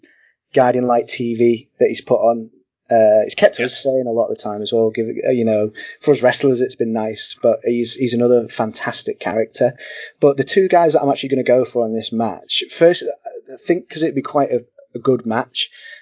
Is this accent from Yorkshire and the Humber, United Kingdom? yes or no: yes; Hull, Yorkshire and the Humber, United Kingdom; So yes, I'm from Hull.